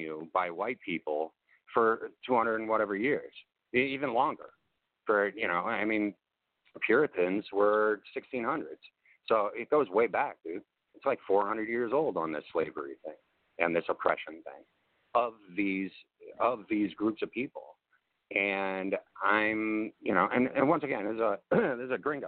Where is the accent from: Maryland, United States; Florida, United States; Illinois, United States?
Illinois, United States; Chicago; also born or lived in Champaign, Illinois; I grew up in Chicago. And I had to, and yeah, I grew up in the burbs